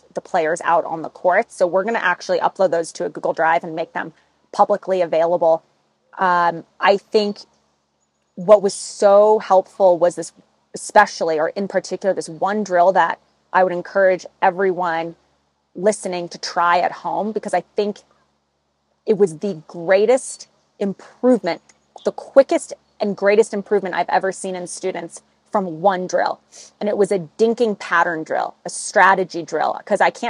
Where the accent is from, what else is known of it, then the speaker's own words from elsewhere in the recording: Newport Beach, California, United States; now in Palm Springs, United States; I grew up in Newport Beach.